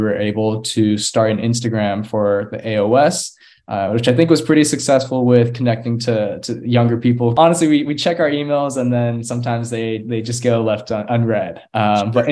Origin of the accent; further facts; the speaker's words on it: Austin, Texas, United States; also born or lived in Houston; now in Galveston, United States; back home to Austin to stay at my childhood home